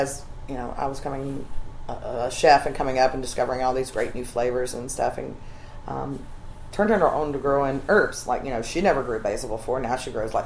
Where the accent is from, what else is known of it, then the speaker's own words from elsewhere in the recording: Alabama, United States; now in Charleston, United States; I grew up in Alabama.